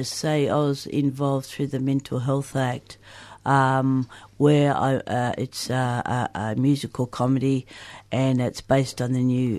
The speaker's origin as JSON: {"language": "English", "town": "Broken Hill", "region": "New South Wales", "country": "Australia", "moved": "as an adult", "lives_now": "Melbourne, Australia", "said": "I came from Broken Hill to come down to Melbourne to do my music degree 30 years ago."}